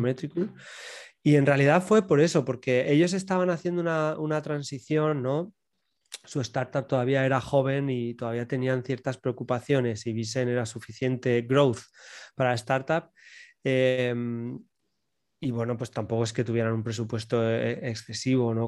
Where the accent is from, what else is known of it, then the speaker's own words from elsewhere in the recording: Region of Murcia, Spain; soy, soy del sur, soy de Murcia y bueno, pues un pueblecito